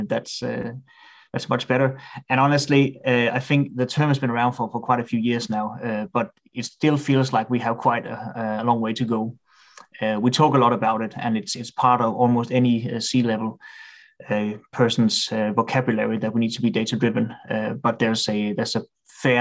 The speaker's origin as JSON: {"language": "English", "country": "Denmark", "tie": "born or raised there", "also_born_or_lived": "Spain", "second_language": "English", "said": "I'm not born with English as my native language, so I'm Danish by birth. And that's where I lived most of my life."}